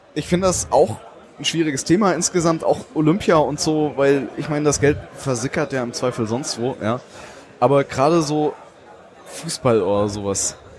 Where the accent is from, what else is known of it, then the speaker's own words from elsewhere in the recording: Southern Germany, Germany; ich komme ja äh, aus, aus Süddeutschland